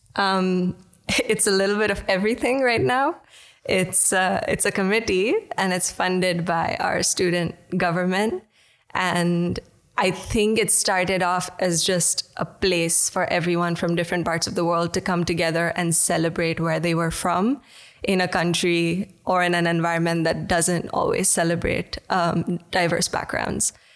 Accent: India; now in Netherlands; I'm from India originally

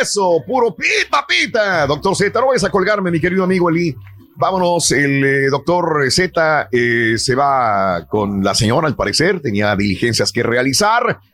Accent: Northeast Mexico, Mexico; moved away; todos los que somos del noreste de México

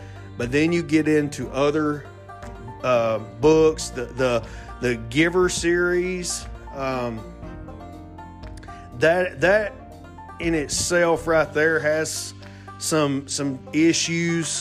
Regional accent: Alabama, United States; Excuse my accent. I am from Alabama.

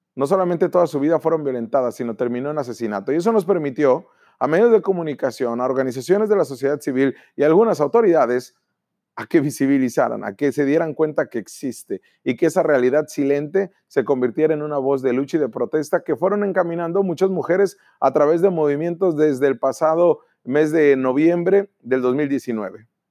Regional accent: Baja California, Mexico

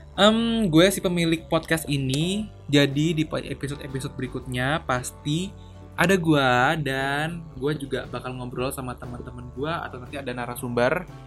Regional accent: Surabaya, East Java, Indonesia; moved away as an adult; now in Tangerang, Indonesia; gua dari kecil hingga besar di Surabaya sampai SMA di Surabaya

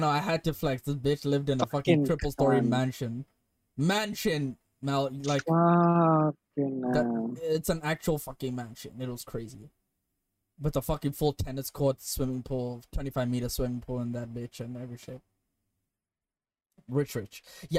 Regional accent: India; I said, I'm Indian.

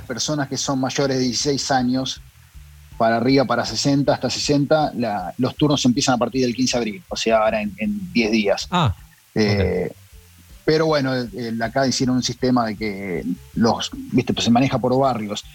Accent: Argentina; now in Los Angeles, United States; yo y Burton, que somos el bajista y Burton es el guitarrista, somos los argentinos

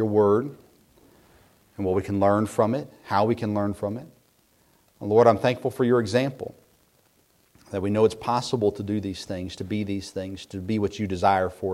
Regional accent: Middle Tennessee, United States; I grew up in Middle Tennessee

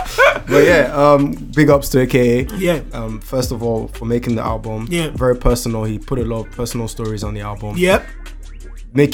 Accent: Nigeria; I'm Nigerian

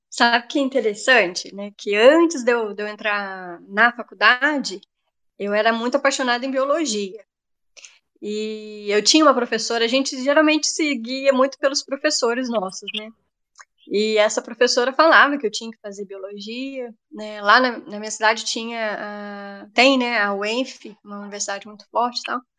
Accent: Itaperuna, Rio de Janeiro, Brazil; now in Resende, Brazil; É, sou, eu sou de Itaperuna, né, uma cidade bem, bem longe daqui de Resende.

